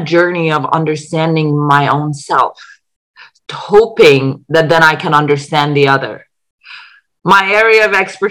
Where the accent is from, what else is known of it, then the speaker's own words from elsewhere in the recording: Iran; moved away; also born or lived in England; I was born in Iran